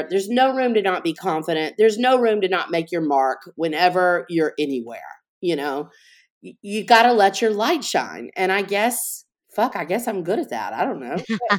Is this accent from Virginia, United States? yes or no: no; New Orleans, Louisiana, United States; I knew very early that just marketing in my hometown, you know, I didn't really need to do that there because I have a big presence in New Orleans.